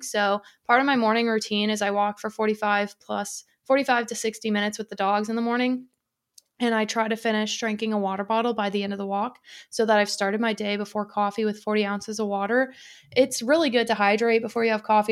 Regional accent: Detroit, Michigan, United States; moved away; growing up in the Detroit area

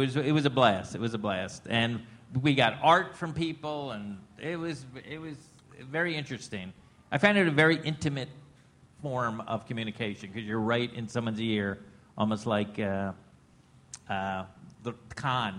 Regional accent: Plantation, Florida, United States; moved away as an adult; also born or lived in Los Angeles, California; I'm from Florida, and to make it worse, I don't know if you know this. I'm from the most politically incorrect named town, city in the country. It's called Plantation, Florida.

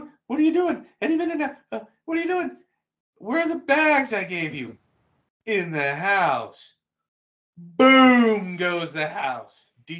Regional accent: Boston, Massachusetts, United States; I'm from Boston.

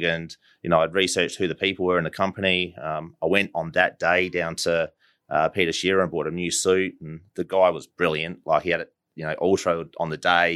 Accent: Adelaide, South Australia, Australia; born and bred in Adelaide, uh, down at Port Adelaide

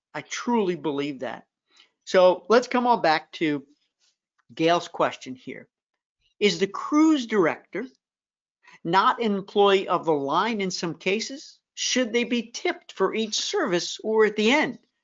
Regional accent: Memphis, Tennessee, United States; my hometown

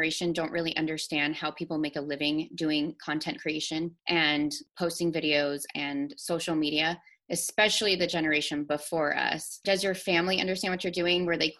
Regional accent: Idaho, United States; we're both from Idaho

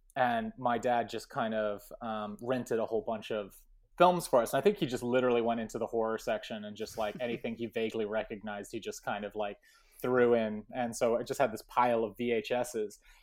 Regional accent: Portales, New Mexico, United States; I grew up in Portland, New Mexico

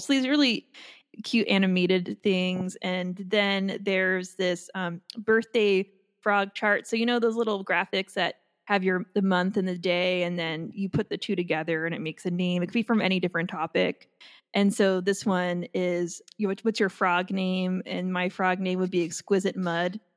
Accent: Long Island, New York, United States; moved away; I'm from Long Island

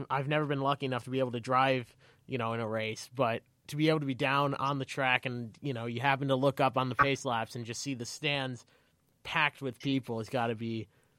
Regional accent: New England, United States; Yeah, I grew up in New England as well

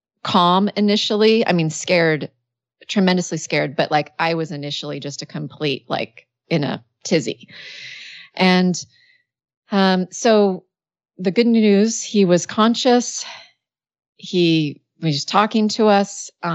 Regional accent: Washington, United States; I was born and raised in Washington State, and it was in the desert part of that state.

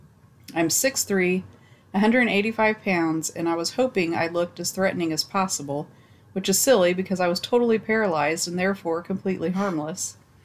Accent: Indiana, United States; I'm from Indiana, and a couple years back, my mother was driving my sister and I to school.

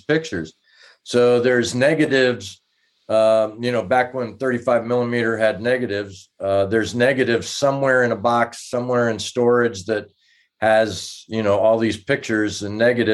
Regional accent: New York City, New York, United States; moved away; also born or lived in Tempe, Arizona; I was born in Brooklyn, New York.

